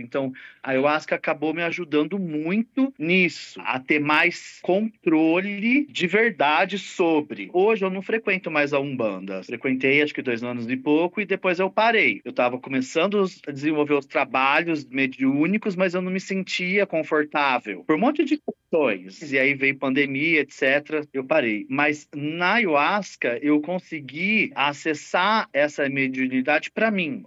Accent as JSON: {"language": "Portuguese", "town": "Poços de Caldas", "region": "Minas Gerais", "country": "Brazil", "tie": "born or raised there", "moved": "yes", "said": "Eu sou natural de Poços de Caldas, que é sul de Minas"}